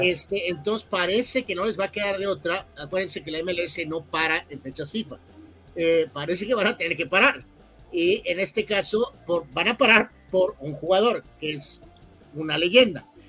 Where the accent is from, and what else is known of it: Mexico